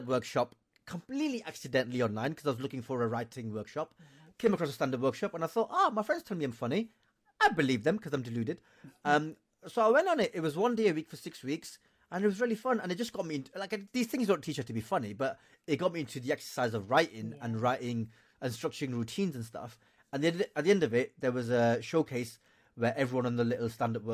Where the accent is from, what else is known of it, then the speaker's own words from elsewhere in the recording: Blackburn, North West England, United Kingdom; moved away as an adult; my life growing up in Blackburn in the 90s